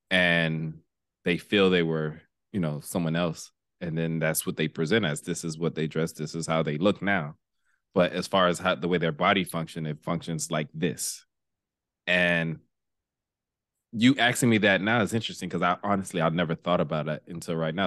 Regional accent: Miami, Florida, United States; we grew up in Miami

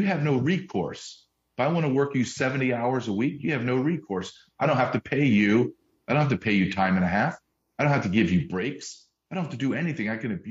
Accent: Deep South, United States; also born or lived in Massachusetts / Arkansas; I was born in Massachusetts, but I grew up in the deep South, Louisiana, Alabama, went to college in Arkansas.

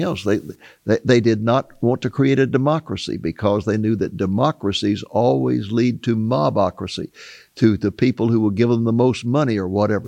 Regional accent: United States; growing up in America

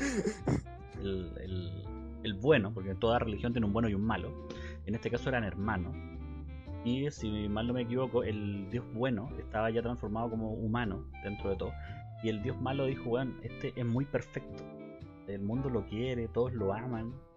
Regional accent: Chile; yo podría ser un chileno chiquito, gordito

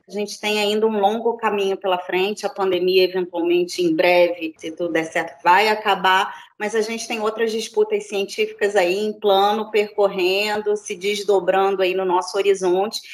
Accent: Rio de Janeiro, Brazil; now in Niterói, Brazil; sou do Rio de Janeiro, nasci no Rio de Janeiro, fiz uh, graduação também aqui em Niterói, vim morar em Niterói muito cedo, mais ou menos uns 15 anos

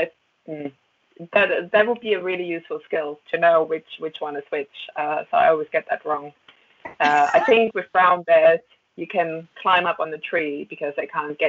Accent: Germany; English is a second language; moved away as an adult; also born or lived in Berlin / Alaska / Hanover; now in Bath, United Kingdom; the same place in Germany where I grew up.

